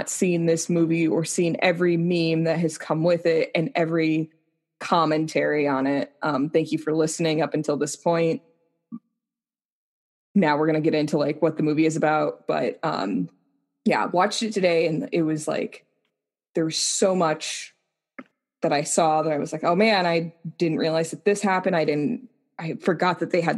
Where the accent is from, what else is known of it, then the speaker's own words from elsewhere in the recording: Colorado, United States; also born or lived in Laramie, Wyoming; now in Texas, United States; growing up in Colorado where like the wind blows in the summer